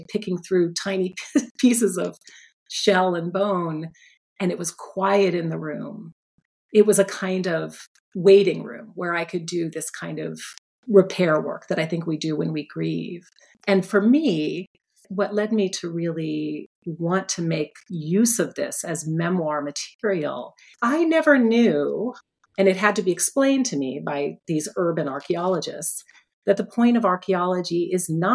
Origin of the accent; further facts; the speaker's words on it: Phoenix, Arizona, United States; now in Philadelphia, United States; Phoenix, my hometown.